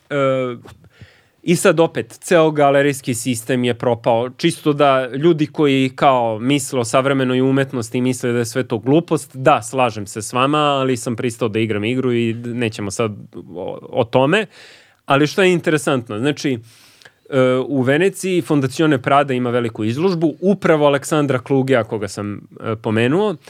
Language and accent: Croatian; Belgrade, Serbia; iz Beograda. Srbin!